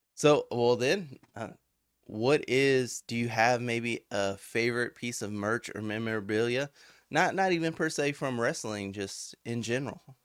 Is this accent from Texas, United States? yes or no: yes; Victoria, Texas, United States; I'm from Victoria